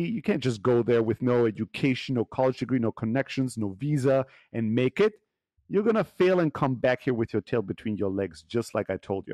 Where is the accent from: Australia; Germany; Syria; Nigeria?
Germany; moved away; I grew up in Germany as an immigrant kid in an immigrant factory worker family